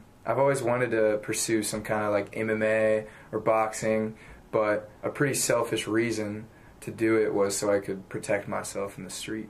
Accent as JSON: {"language": "English", "town": "St. Louis", "region": "Missouri", "country": "United States", "said": "I'm a Cards fan only because I'm from St. Louis."}